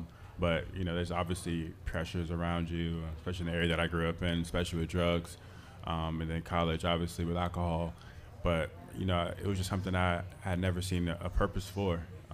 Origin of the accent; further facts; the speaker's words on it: 25 minutes from Tampa, Florida, United States; moved away; 25 minutes away from my hometown is where they played at.